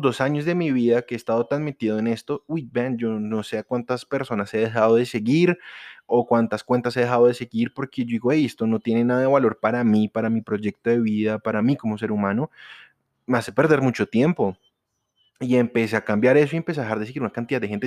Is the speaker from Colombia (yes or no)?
yes; Colombia; los colombianos, los que estamos aquí en Colombia, los que somos colombianos